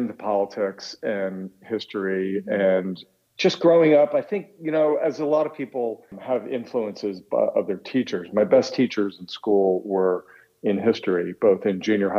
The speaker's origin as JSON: {"language": "English", "town": "Middletown", "region": "New Jersey", "country": "United States", "tie": "born or raised there", "also_born_or_lived": "Red Bank, New Jersey / Easton, Pennsylvania", "moved": "as an adult", "lives_now": "Washington, D.C., United States", "said": "And I was born in Red Bank, New Jersey, and grew up in the town next door, Middletown, and down the shore, as we say, in Jersey. So it's in the heart of … country."}